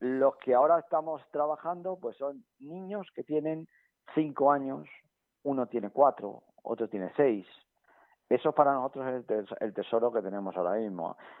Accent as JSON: {"language": "Spanish", "area": "Villafranca de los Caballeros", "region": "Castilla-La Mancha", "country": "Spain", "tie": "born or raised there", "moved": "yes", "said": "en mi pueblo, en Villafranca"}